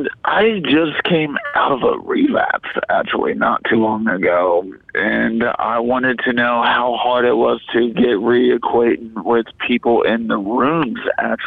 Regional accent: Frederick, Maryland, United States; I'm from Frederick, Maryland area

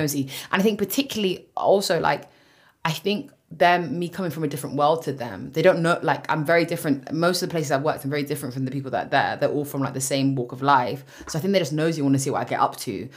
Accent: London, United Kingdom; for being from West London

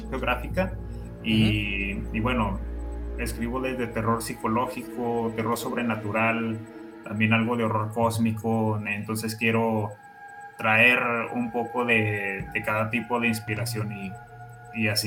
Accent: Mexico; Soy de México.

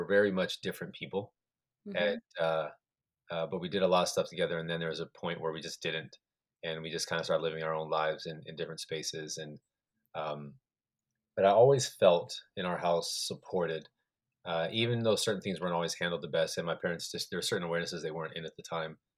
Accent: Colorado, United States; also born or lived in New Mexico; I was born in New Mexico, was there for a couple of years, then grew up in Colorado

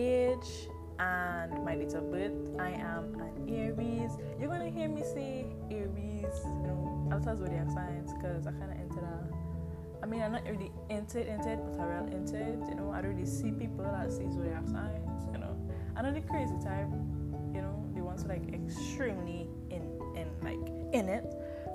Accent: Trinidad & Tobago; I am from Trinidad and Tobago, the beautiful, beautiful, beautiful, beautiful

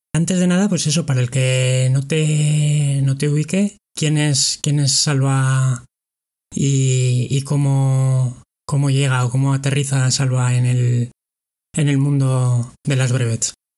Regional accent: Pamplona, Navarre, Spain; yo soy de Pamplona

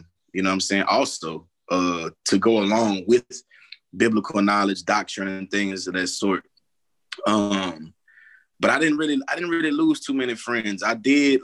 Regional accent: Lafayette, Louisiana, United States; also born or lived in Broussard, Louisiana; now in Houston, United States; We ended up moving back to Louisiana. First was in Broussard.

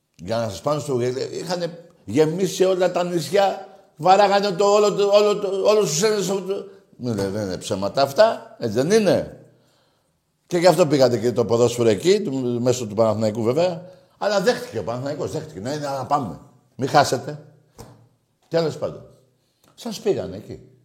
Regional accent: Greece; Εγώ σαν Έλληνας

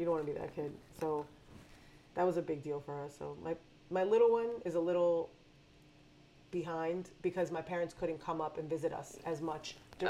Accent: New York, United States; first language Spanish; English is a second language; I also didn't grow up in Colombia. I grew up here.

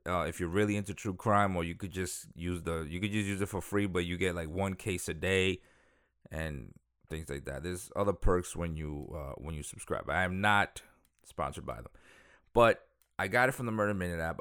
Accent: New York City, New York, United States; also born or lived in Dominican Republic; I'm from Dominican Republic, but I grew up in Queens.

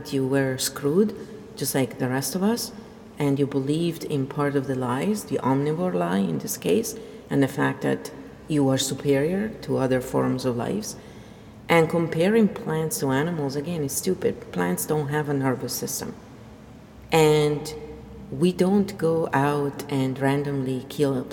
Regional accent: Verona, Veneto, Italy; moved away; I'm Italian, and I'm nothing like the Romans. So, in fact, I'm not Roman at all. I'm from Verona

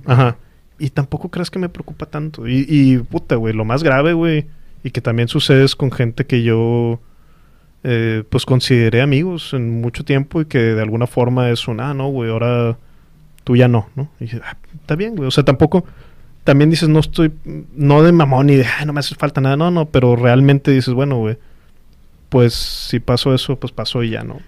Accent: Mexico; somos mexicanos

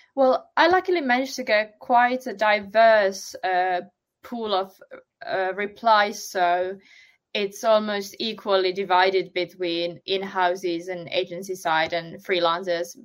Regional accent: Finland; now in United Kingdom; I'm originally from Finland, but I've only started doing SEO once I moved to the UK

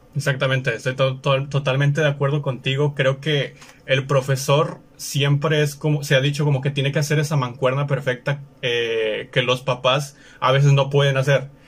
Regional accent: Mexico; estamos en México, nosotros nos encontramos en México, ambos somos mexicanos

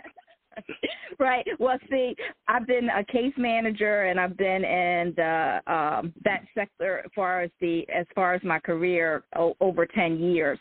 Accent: Salisbury, Maryland, United States; I'm in from uh, Salisbury, Maryland, on the Eastern Shore, raised there

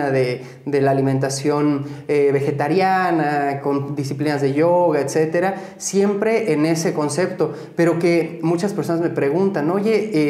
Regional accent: Pátzcuaro, Michoacán, Mexico; Soy de Pátzcuaro, sí.

